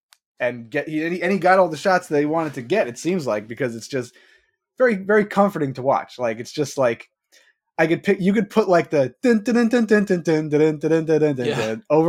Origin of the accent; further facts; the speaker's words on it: Levittown, New York, United States; where I grew up in Levittown.